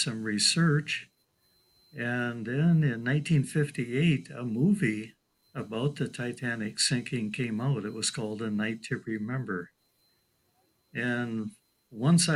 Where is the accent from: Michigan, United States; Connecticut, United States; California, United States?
Michigan, United States; Midland; also born or lived in Hope, Michigan; I was born right here in Midland, Michigan, August 6, 1947. Grew up in this area